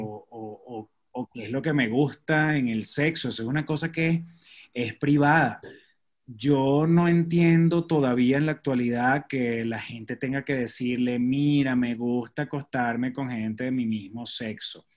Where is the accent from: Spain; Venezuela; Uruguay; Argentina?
Venezuela; Maracay, Aragua; moved away as an adult; also born or lived in Choroní; now in Mexico; Yo soy de Maracay